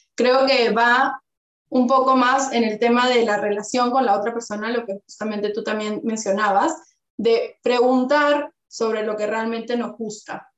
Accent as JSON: {"language": "Spanish", "country": "Peru", "moved": "yes", "lives_now": "Spain", "said": "yo que vengo de Perú"}